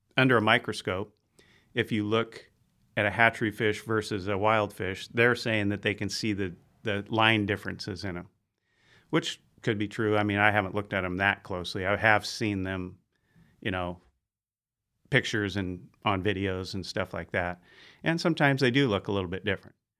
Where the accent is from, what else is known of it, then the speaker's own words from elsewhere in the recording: Bayside, California, United States; I grew up out in Bayside on Jacoby Creek